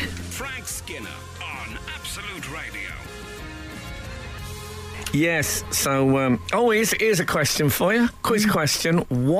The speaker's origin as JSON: {"language": "English", "town": "Leeds", "region": "Yorkshire and the Humber", "country": "United Kingdom", "said": "I'm from Leeds, so I've never seen mango before."}